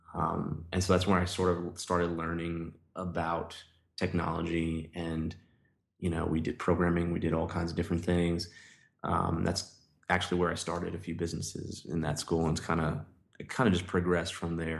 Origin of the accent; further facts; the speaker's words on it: New York City, New York, United States; moved away as an adult; now in Nashville, United States; I grew up in New York